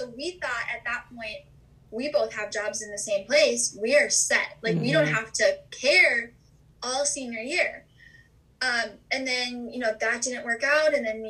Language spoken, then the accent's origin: English; Minnesota, United States; we're from Minnesota.